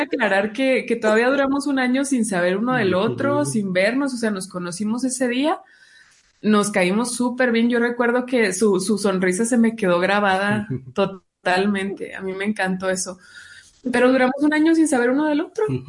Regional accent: Chihuahua, Mexico; yo soy del norte, de un estado llamado Chihuahua, que está con la frontera en Estados Unidos.

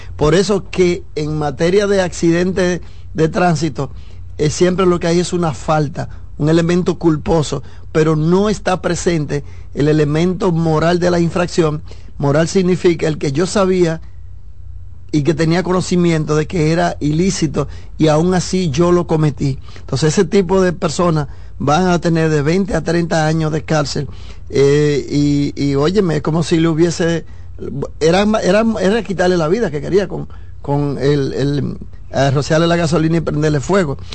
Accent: Dominican Republic; en mi país

